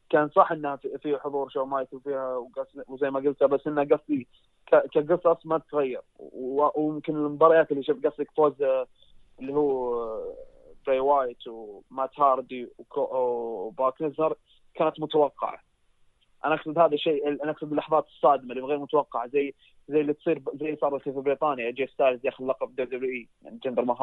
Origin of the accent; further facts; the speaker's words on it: Saudi Arabia; انا كشخص سعودي واجي احضر عروض سعوديه